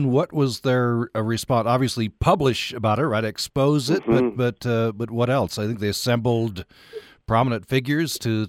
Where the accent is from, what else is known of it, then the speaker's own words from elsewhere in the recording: Utah, United States; myself, growing up in Utah